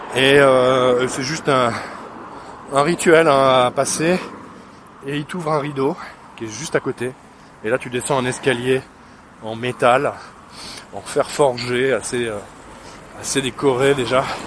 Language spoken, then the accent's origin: French; France; je suis français